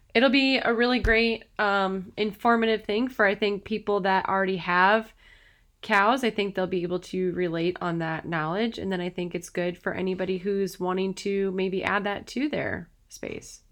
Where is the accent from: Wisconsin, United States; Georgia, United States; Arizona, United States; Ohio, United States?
Wisconsin, United States; Madison; moved away; I'm originally from Wisconsin.